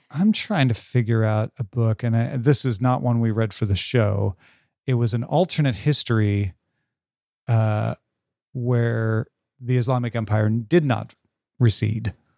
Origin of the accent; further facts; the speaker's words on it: United Kingdom; as a British person who loved seeing the Egyptian stuff in the British Museum as a child